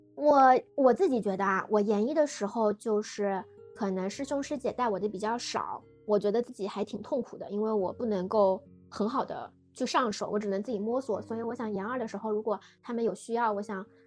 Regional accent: Shanghai, China; 我是一个土生土长的上海人

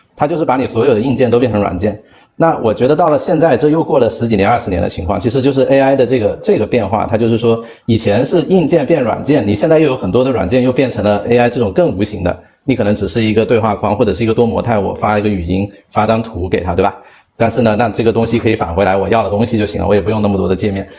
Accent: China; 作为中国人

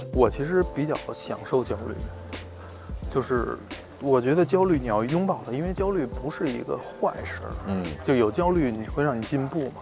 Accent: Beijing, China; 我们北京人管这儿叫南城

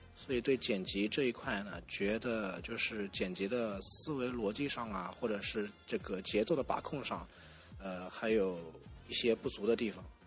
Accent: Nantong, Jiangsu, China; 我来自江苏南通

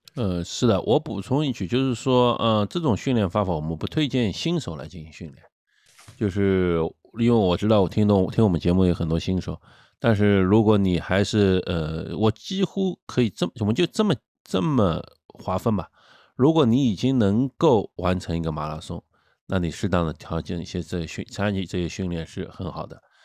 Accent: China; 我们中国人

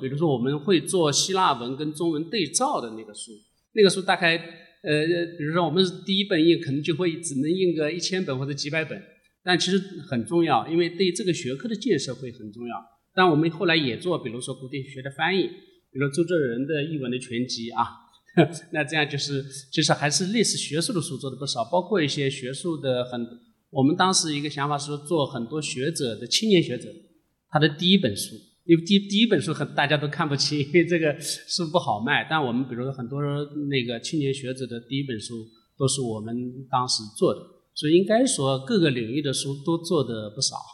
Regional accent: China; 让我们中国人

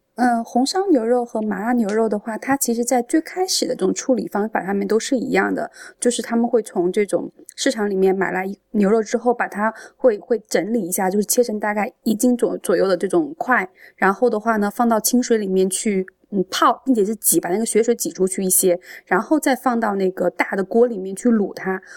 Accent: Changde, Hunan, China; 我是常德人

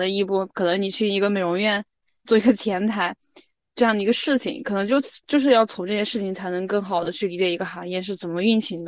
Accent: China; 就像像我们学生，就包括我，我其实感觉就是包括我们我们中国人，其实很多都会有这种思维

